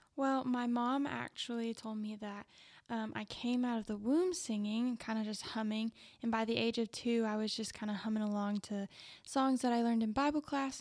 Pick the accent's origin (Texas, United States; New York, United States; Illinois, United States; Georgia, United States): Texas, United States; Plains; I grew up in Plains, Texas, a really small town